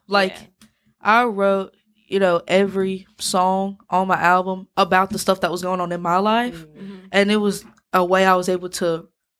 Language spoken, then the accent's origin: English; Brandon, Mississippi, United States; I'm from Brandon.